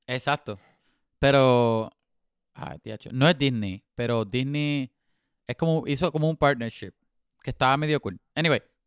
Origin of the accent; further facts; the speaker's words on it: Puerto Rico; moved away; soy puertorriqueño por mi habichuela